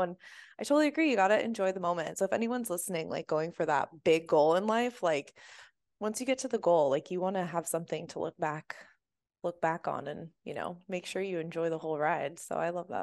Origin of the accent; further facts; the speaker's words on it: United States; growing up in the States